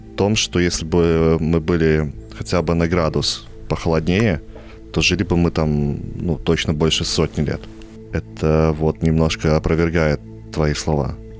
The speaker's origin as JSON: {"language": "Russian", "country": "Belarus", "also_born_or_lived": "Vitebsk", "said": "мы, бедные нищие белорусы"}